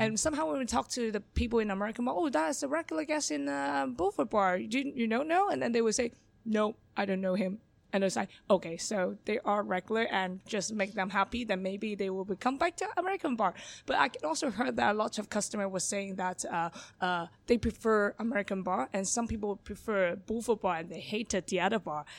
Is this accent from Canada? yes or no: no; Hong Kong; English is a second language; moved away as an adult; also born or lived in London; born and raised in Hong Kong